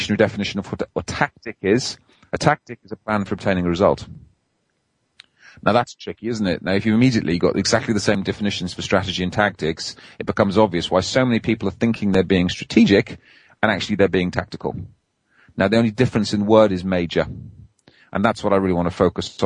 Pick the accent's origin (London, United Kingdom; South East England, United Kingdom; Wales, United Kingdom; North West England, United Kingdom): Wales, United Kingdom; now in England; I try to be as Welsh as I can. I live on the wrong side of the border these days and in English territory